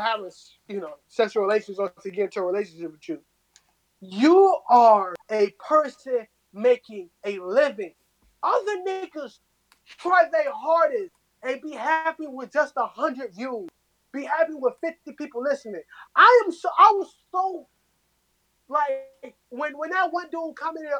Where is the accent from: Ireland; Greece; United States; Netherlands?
United States; Chicago, Illinois; moved away; I'm from Chicago